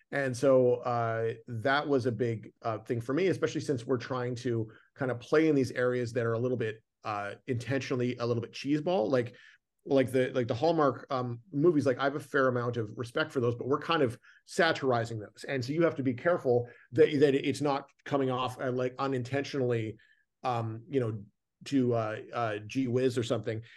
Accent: Canada; I grew up in Canada, so I'm very familiar with snow.

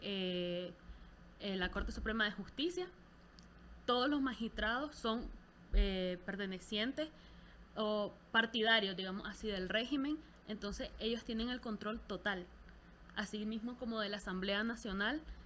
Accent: Nicaragua; Como nicaragüense

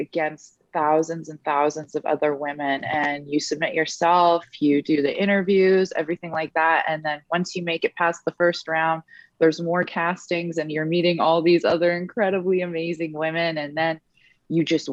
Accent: Edmonton, Alberta, Canada; Edmonton Elks is that, you know, not only is it my hometown

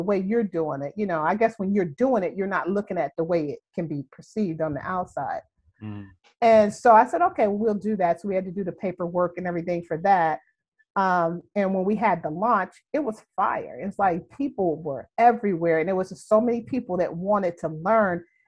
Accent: Youngstown, Ohio, United States; also born or lived in Houston; now in Chicago, United States; So I'm from Youngstown, Ohio. I haven't lived there in like 35 years, but still, that's my home.

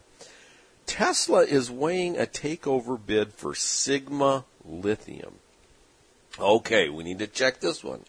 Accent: San Diego, California, United States; growing up in San Diego

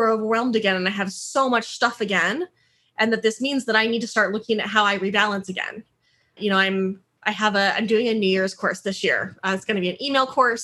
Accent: Denver, Colorado, United States; moved away as an adult; also born or lived in St. Petersburg, Florida / San Francisco Bay Area / Hawaii / Georgia; now in Portland, United States; I grew up in Denver, Colorado

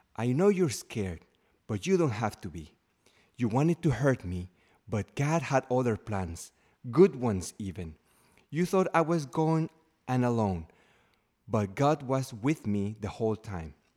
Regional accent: Mexico; moved away as an adult; now in United States; I, uh, left my home country, Mexico, uh, to live here in the United States

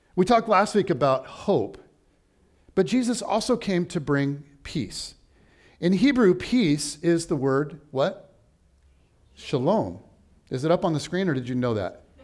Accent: United States; as an American

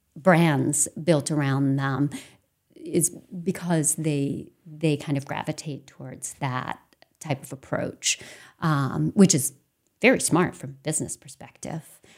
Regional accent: Temple, Maine, United States; I grew up in a tiny little town called Temple, um, which is next to Farmington

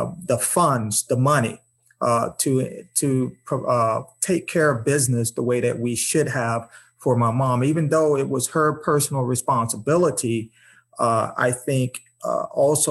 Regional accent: Tampa, Florida, United States; growing up in Tampa in a single parent home with my mom

